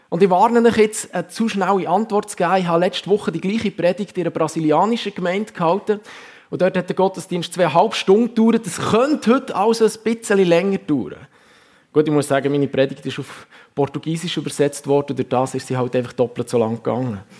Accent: Huttwil, Bern, Switzerland; now in Wallisellen, Switzerland; ich bin in Huttwil aufgewachsen, wohne im Moment mit meiner Familie in Wallisellen, arbeite seit knapp fünf Jahren in der FG Kloten als Pastor.

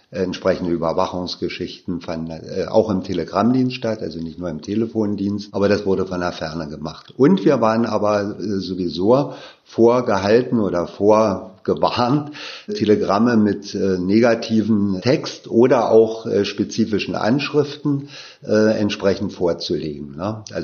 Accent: Berlin, Germany; Ich bin ja auch in Ostberlin aufgewachsen, 1959 in Berlin geboren

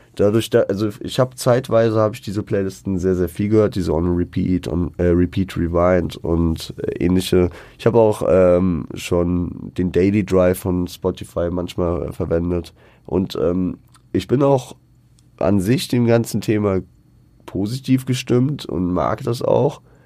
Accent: Frankfurt, Hesse, Germany; born or raised there

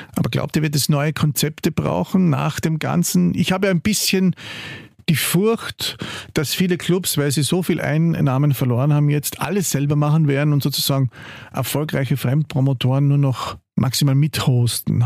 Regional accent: Carinthia, Austria; now in Vienna, Austria; wir als Kärntner

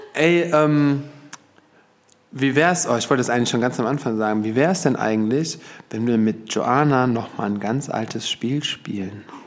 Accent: Germany; Bis zum heutigen Tage muss ich mich rechtfertigen, dass ich aus Deutschland komme

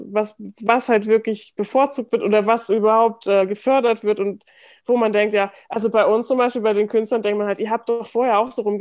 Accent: Germany; ich bin als halbe Türkin geboren, aber ich bin ohne den, diesen ganzen Teil meiner Familie aufgewachsen, also

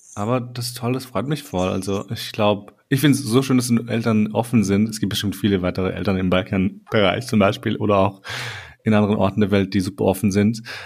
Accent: Austria; in Österreich geboren zu sein

